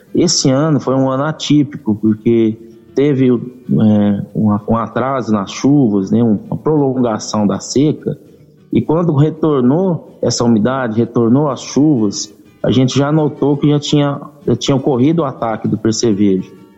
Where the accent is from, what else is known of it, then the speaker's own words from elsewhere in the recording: Aramina, São Paulo, Brazil; moved away as an adult; now in Rio Verde, Brazil; eu não sou de, de Rio Verde, eu sou do interior de São Paulo, de Aramina, São Paulo. Já estou aqui em Rio Verde desde 2014, né, aqui em Goiás